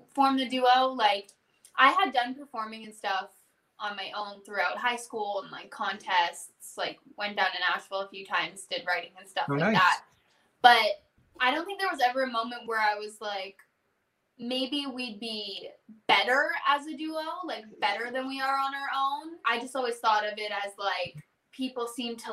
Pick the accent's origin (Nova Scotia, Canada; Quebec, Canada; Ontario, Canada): Ontario, Canada; Hamilton; growing up in Ontario, like I grew up in Hamilton